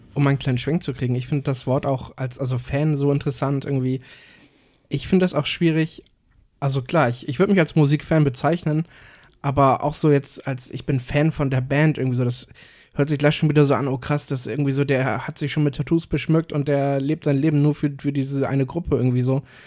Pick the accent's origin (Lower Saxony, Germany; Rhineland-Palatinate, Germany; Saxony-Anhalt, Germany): Lower Saxony, Germany; Cuxhaven; moved away as an adult; now in Hamburg, Germany; jetzt nicht hier in Hamburg, aber in, in meiner Heimat in Cuxhaven